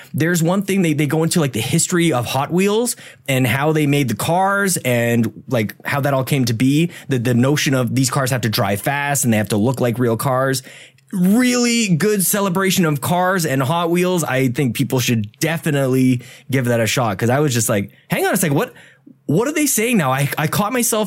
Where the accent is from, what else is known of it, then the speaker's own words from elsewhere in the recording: Canada; we're all Canadian here